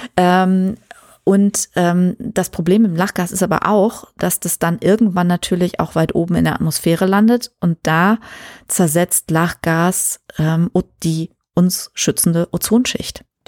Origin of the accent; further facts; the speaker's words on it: Germany; wir in Deutschland